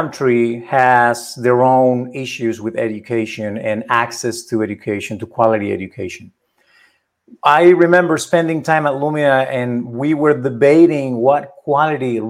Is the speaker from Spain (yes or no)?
yes; Spain; now in United States; I was born in Spain. I became a US citizen.